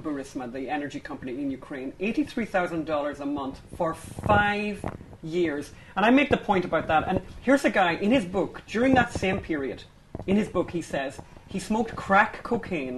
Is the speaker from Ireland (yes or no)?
yes; Ireland; as Irish people